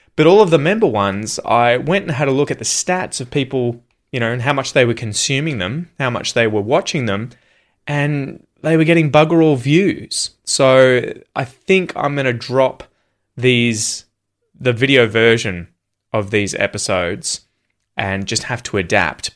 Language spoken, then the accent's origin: English; Yangon, Yangon Region, Myanmar; English is a second language; now in Sydney, Australia; I'm originally from Yangon, Myanmar. Currently, I'm living in Sydney, Australia.